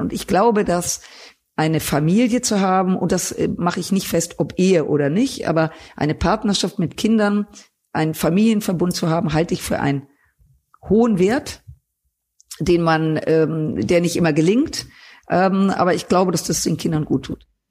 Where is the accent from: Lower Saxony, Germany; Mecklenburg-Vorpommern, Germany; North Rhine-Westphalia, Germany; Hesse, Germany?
North Rhine-Westphalia, Germany; Düsseldorf; Ich bin in Düsseldorf geboren, aufgewachsen